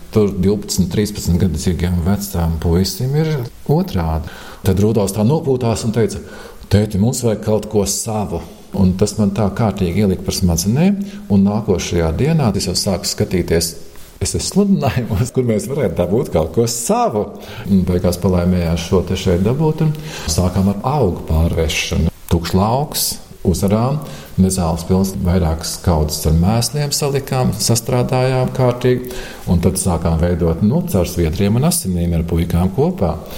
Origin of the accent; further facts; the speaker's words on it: Saloja, Vidzeme, Latvia; es esmu dzimis Salojā. Un Skoliņa bija puikulis, astoņgadīgā skola